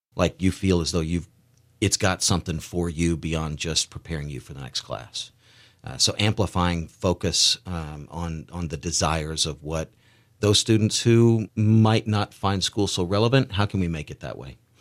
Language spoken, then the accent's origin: English; outside Nashville, Tennessee, United States; moved away as an adult; also born or lived in Beaufort, South Carolina / Parris Island, South Carolina; now in Eugene, United States; I grew up outside of Nashville, Tennessee, in very little towns, Ridgetop and White House and Greenbrier